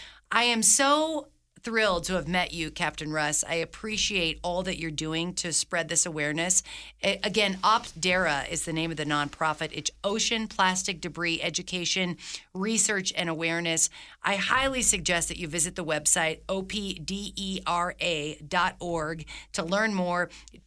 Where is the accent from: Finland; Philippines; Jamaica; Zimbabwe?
Philippines; now in Reno, United States; I grew up in the Philippines. My father worked for the government, and I was there, evacuated during Mount Pinatubo when the mountain blew up.